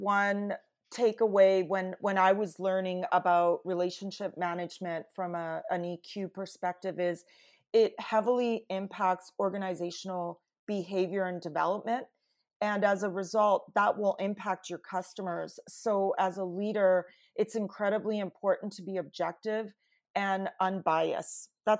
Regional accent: Canada; And my background, I'm Italian Canadian, is mm-hmm. very different culturally than the team I had inherited.

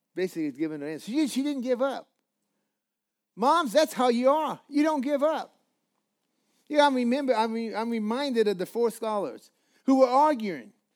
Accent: Colorado, United States; I'm from Colorado

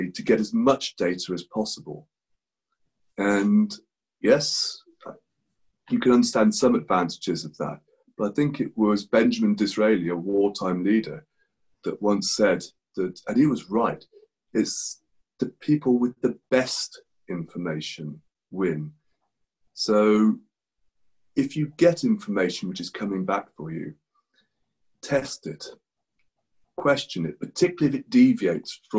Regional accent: England, United Kingdom; moved away as an adult; now in Spain; I'm English.

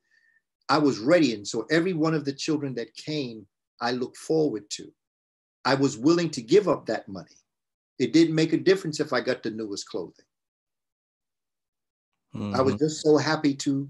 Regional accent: New York City, New York, United States; I grew up in New York when every 12 noon, they would ring a siren for fear of Russian attacks

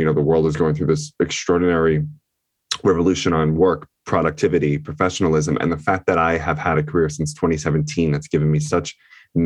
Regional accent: Long Island, New York, United States; I am from Long Island, New York, which is where this is being recorded

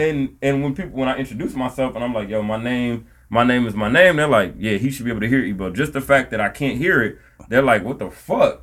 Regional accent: Milwaukee, Wisconsin, United States; also born or lived in Nigeria

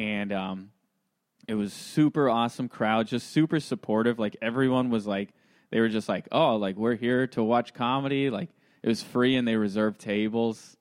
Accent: Santa Clarita, California, United States; I'm from L A, born and raised. Well, I'm from Santa Clarita.

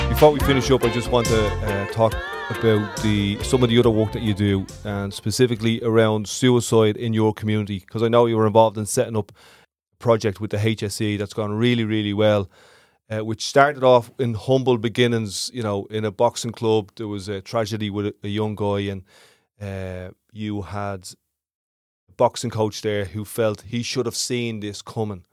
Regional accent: Ireland; We're all Irish

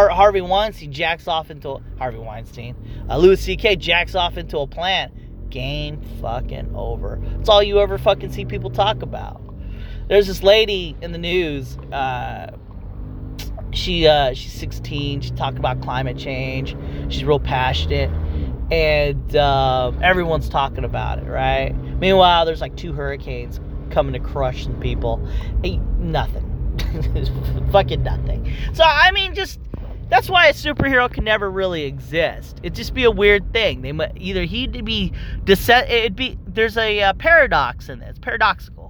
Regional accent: Philippines; me being Filipino

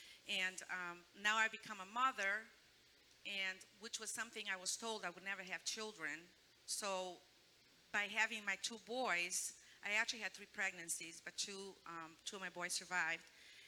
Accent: Brazil; moved away; But I was born in Brazil, and we lived a very poor life there.

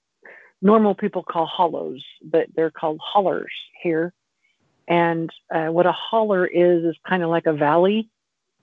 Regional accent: the Ozarks, Missouri, United States; when I was growing up in the Ozarks

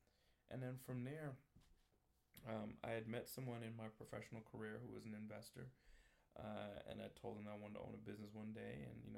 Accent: New York, United States; My family's from Jamaica. I was born and raised in New York.

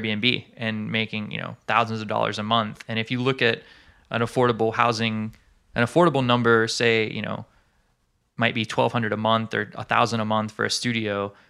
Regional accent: Alabama, United States; now in Hawaii, United States; my home state of Alabama

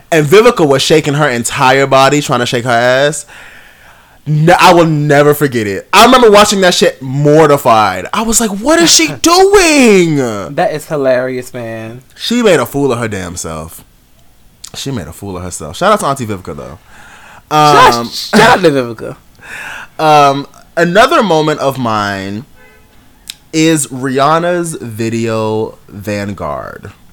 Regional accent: New York, United States; this is New York. They are singing about New York. I am from New York, and we are in New York

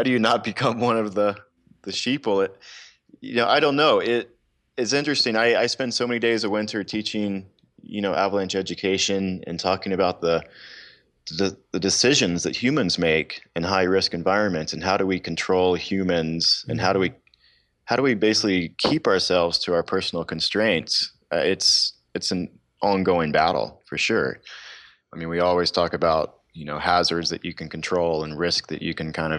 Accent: the South, United States; Growing up in the South, the questions are always, are you hunting and fishing?

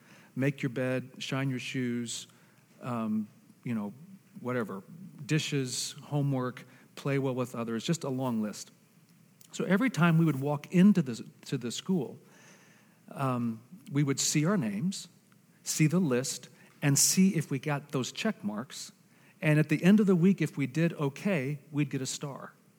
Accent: Argentina; Some of you know that I am a missionary kid. I was raised in Argentina.

